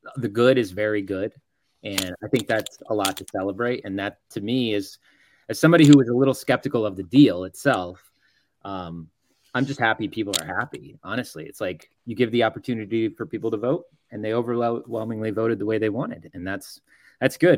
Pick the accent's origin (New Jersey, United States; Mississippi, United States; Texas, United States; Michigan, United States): Texas, United States; Dallas; now in Oklahoma City, United States; I grew up in Dallas, so I grew up a Mavs fan